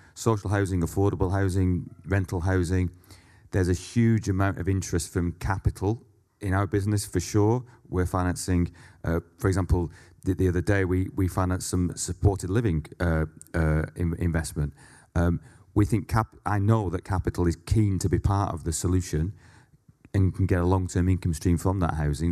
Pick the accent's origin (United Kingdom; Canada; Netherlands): United Kingdom; Leigh, North West England; I grew up in a, uh, mining town called Lee, which is fifteen miles west of Manchester.